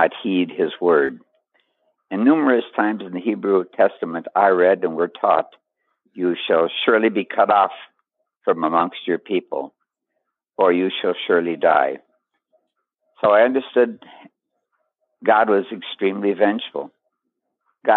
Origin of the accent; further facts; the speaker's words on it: Duluth, Minnesota, United States; moved away as an adult; also born or lived in Nyack, New York / Charlotte, North Carolina / Lake Worth, Florida / New York City; I'm from Duluth, Minnesota